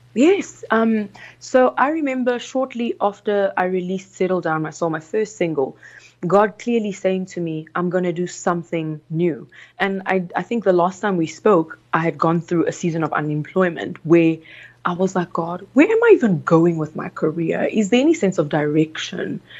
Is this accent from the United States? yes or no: no; South Africa; English is a second language; also born or lived in Congo; I was raised in South Africa, born in the Congo. We came when I was about nine years old to South Africa